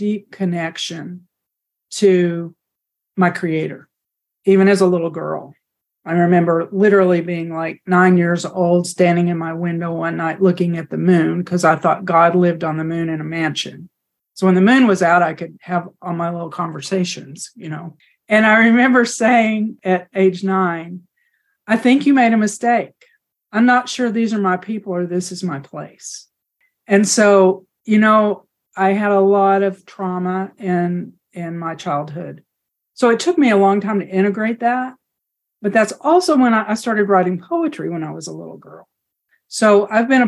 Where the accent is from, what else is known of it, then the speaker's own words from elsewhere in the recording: the panhandle of Texas, United States; moved away; I grew up in the Southern Baptist Church in the panhandle of Texas